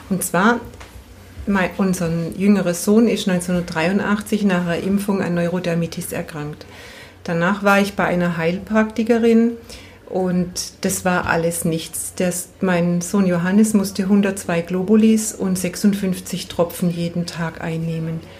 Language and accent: German; Bad Friedrichshall, Baden-Württemberg, Germany; Ich komme aus Bad Friedrichshall und ich arbeite als Jus-Schülerin in der klassischen Homöopathie.